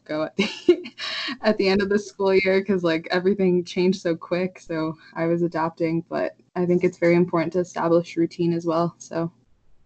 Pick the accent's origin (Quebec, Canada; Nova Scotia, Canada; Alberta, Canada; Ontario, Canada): Alberta, Canada; Calgary; I'm from Calgary, not that far from Vancouver